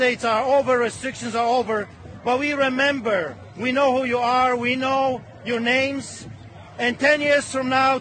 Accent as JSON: {"language": "English", "country": "Poland", "tie": "born or raised there", "moved": "yes", "said": "I grew up in Poland"}